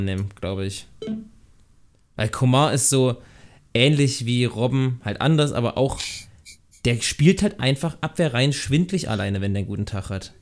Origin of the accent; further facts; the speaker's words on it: Thuringia, Germany; ich komme ich komm aus Thüringen